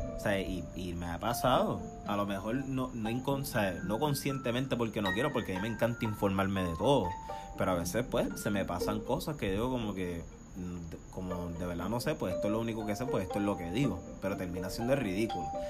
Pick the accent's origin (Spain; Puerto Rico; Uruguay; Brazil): Puerto Rico; moved away as an adult; now in United States; soy de Puerto Rico